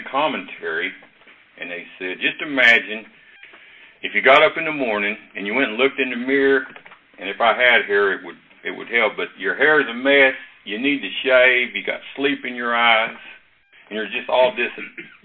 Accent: Brownwood, Texas, United States; I grew up in Brownwood

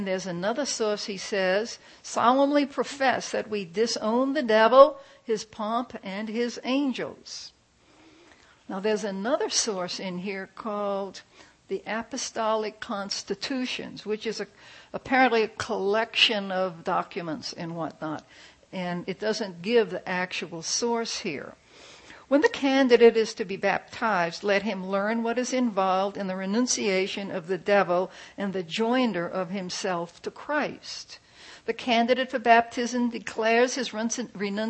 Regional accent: New Orleans, Louisiana, United States; When I was a kid, I grew up in New Orleans

